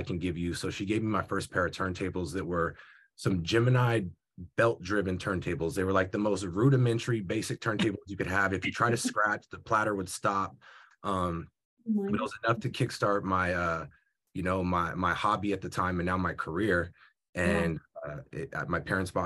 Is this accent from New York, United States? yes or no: no; Union City, California, United States; Union City. I was going to the school. Bernard White Middle School